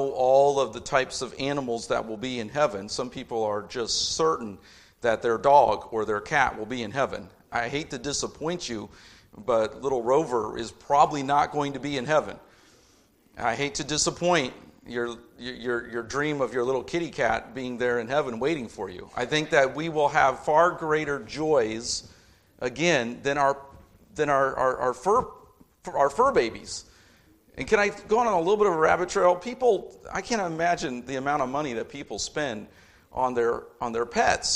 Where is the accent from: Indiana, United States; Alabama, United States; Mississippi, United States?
Indiana, United States; Indianapolis; also born or lived in Lafayette; I'm from Indianapolis, grew up there